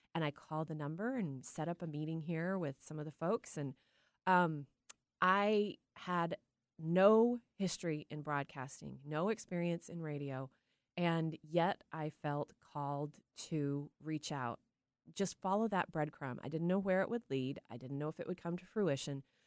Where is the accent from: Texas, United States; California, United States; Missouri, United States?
Texas, United States; Tyler; now in Seattle, United States; growing up in Tyler, Texas